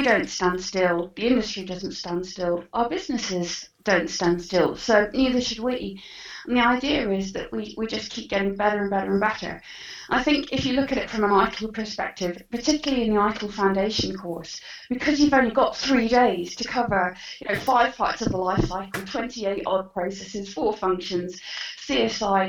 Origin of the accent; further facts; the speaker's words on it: Ireland; being Irish